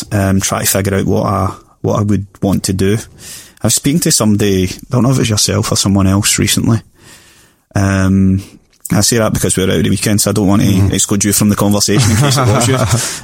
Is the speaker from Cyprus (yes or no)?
no; Glasgow, Scotland, United Kingdom; I grew up in Springburn for the first 6 years of my life, and then, you know, we as a family, we didn't have much, you know. I didn't come from a real high class background or anything, just kind of working class scheme, as you like. Then we moved to Ballinock